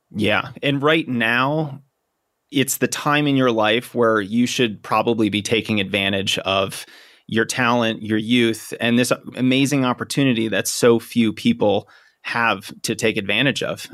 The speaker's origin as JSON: {"language": "English", "town": "Boston", "region": "Massachusetts", "country": "United States", "tie": "born or raised there", "moved": "yes", "lives_now": "Denver, United States", "said": "my hometown is Boston"}